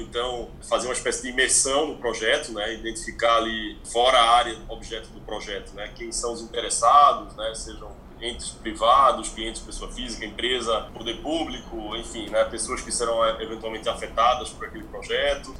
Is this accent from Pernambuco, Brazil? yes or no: yes; Pernambuco, Brazil; also born or lived in Barcelona, Spain; now in São Paulo, Brazil; Eu sou pernambucano